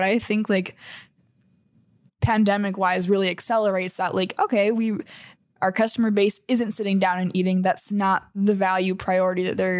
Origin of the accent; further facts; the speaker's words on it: Canada; Okay, never mind. And that's on being Canadian.